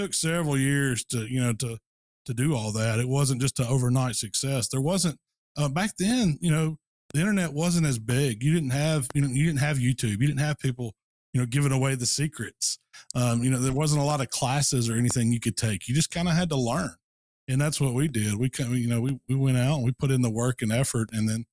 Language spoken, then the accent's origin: English; Hernando, Mississippi, United States; I live in Hernando now, which is just outside of Memphis, kind of a suburb of Memphis, Tennessee. It's actually in Mississippi